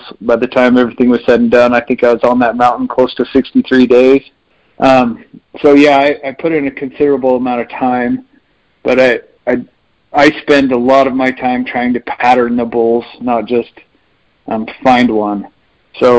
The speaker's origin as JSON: {"language": "English", "region": "central Utah", "country": "United States", "tie": "born or raised there", "said": "I grew up hunting here centrally in Utah"}